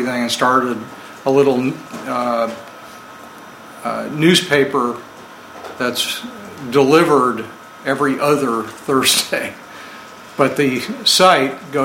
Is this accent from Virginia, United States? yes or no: no; Vermont, United States; I'm from Vermont